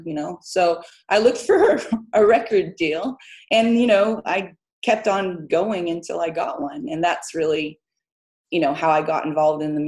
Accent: Midwest, United States; moved away as an adult; also born or lived in Terre Haute, Indiana, United States / south of France / Spain; now in Lenzie, United Kingdom; we grew up in the Midwest.

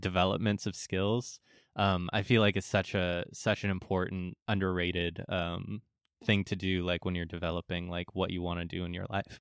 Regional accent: San Diego, California, United States; I'm from San Diego

